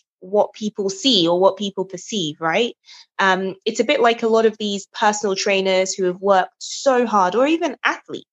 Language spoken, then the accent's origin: English; Nigeria; now in England, United Kingdom; I'm Nigerian